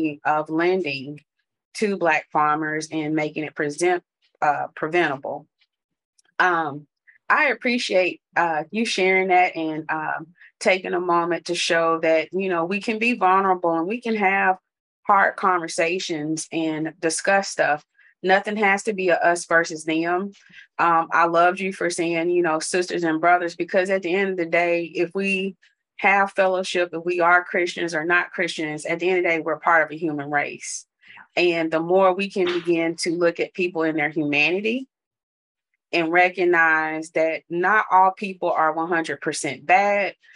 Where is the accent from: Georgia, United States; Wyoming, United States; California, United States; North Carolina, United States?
North Carolina, United States; I grew up in the South in North Carolina, and the street I grew up on had no sidewalks